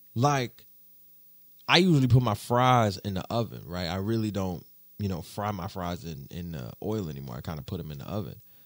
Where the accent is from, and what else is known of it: United States